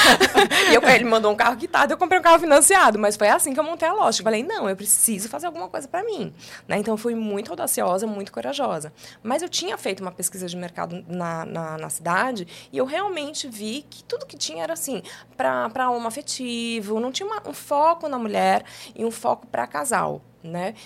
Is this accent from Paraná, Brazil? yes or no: no; São Paulo, Brazil; moved away as an adult; now in João Pessoa, Brazil; eu sou de São Paulo, mas eu cheguei aqui com 23 anos de idade